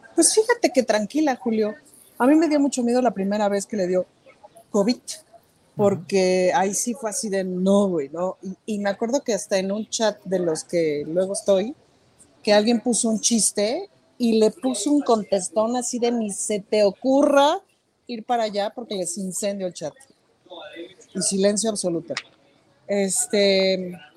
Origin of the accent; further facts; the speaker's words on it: Mexico; soy mexicana